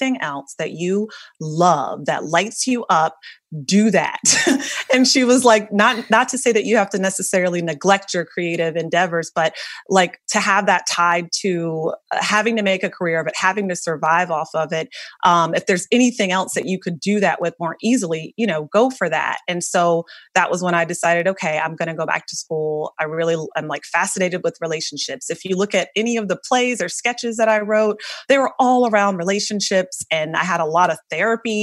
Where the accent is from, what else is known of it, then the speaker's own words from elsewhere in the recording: North Carolina, United States; moved away as an adult; now in New York City, United States; I'm from a really, really small town in North Carolina